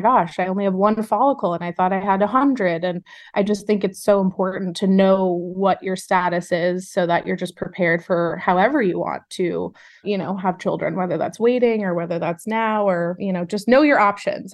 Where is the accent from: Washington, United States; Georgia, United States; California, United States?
California, United States; Los Angeles; I'm born and raised in Los Angeles, California